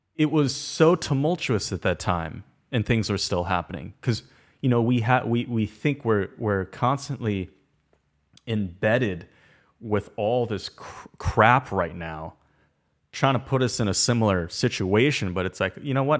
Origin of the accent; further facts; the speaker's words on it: Orange County, California, United States; I'm born here